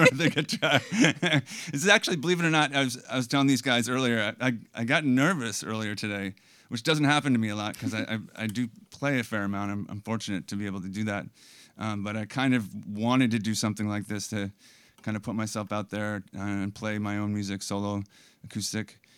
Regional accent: Bellows Falls, Vermont, United States; also born or lived in Burlington, Vermont; grew up in Bellows Falls

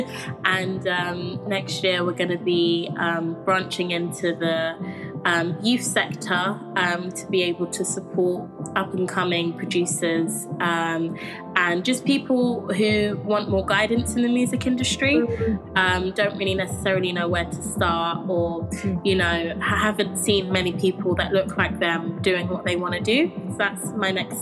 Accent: London, United Kingdom; I grew up in Camden in London

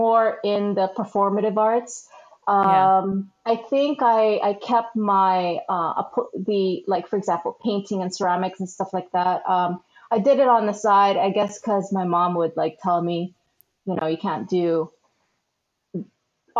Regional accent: San Diego, California, United States; also born or lived in Philippines / Arizona; now in Los Angeles, United States; I was born in the Philippines and then we moved out here in the late 80s. So we first moved to Arizona and then we lived there for a few years, but then we moved to the San Diego area, which is where I grew up

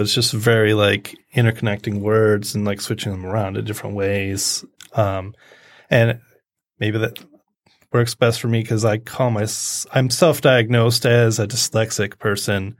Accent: Macomb Township, Michigan, United States; also born or lived in Columbus, Ohio; Macomb County, Macomb Township

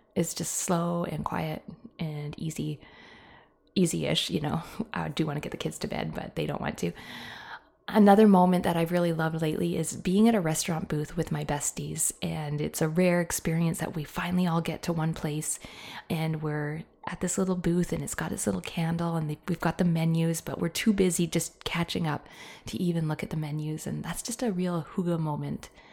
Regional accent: Canada; I am a Canadian

